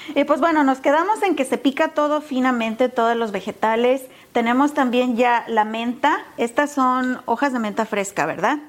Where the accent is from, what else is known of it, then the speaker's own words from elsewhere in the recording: Mexico; yo como mexicana